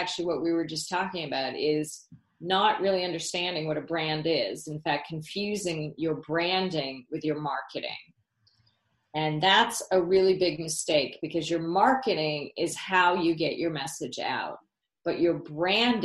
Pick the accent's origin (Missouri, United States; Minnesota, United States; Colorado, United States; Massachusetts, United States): Massachusetts, United States; when I was a little girl growing up in Massachusetts